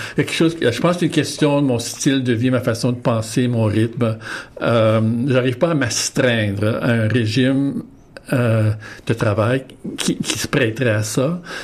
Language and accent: French; Winnipeg, Manitoba, Canada; moved away; je suis originaire de Saint-Boniface, au Manitoba